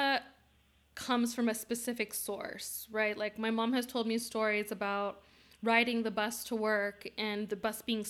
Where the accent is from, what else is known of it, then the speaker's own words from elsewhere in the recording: Bay Area of California, United States; we grew up in the Bay Area of California